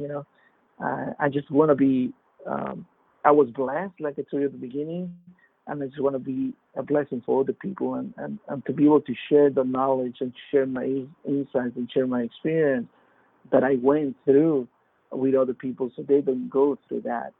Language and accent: English; Peru; now in Fort Lauderdale, United States; I'm originally from Peru and came here to U.S. in 91